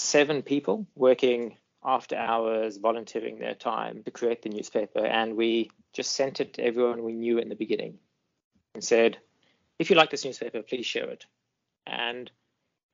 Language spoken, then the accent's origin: English; Botswana; also born or lived in Eswatini / Limpopo, South Africa; now in South Africa; Then I did most of my growing up in Botswana and then in the Limpopo province of South Africa.